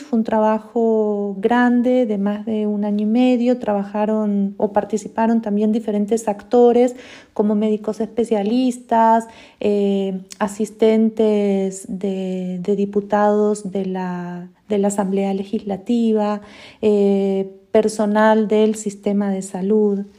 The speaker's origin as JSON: {"language": "Spanish", "country": "Argentina", "moved": "as an adult", "lives_now": "Costa Rica", "said": "soy argentina, tengo 22 años, más de 22 años de haberme ido de, Argentina. Hace más de 17 años que vivo en Costa Rica"}